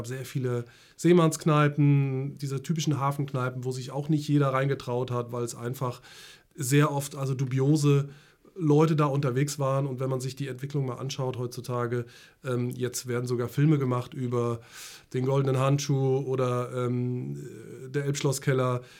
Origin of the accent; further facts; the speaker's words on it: Friedberg, Hesse, Germany; born there; also born or lived in Lübeck; now in Hamburg, Germany; ich bin seit jetzt äh, genau 21 äh, Jahren sogar in Hamburg schon und geboren bin ich in Friedberg in Hessen. Ähm, und bin über Lübeck sozusagen nach Hamburg gekommen.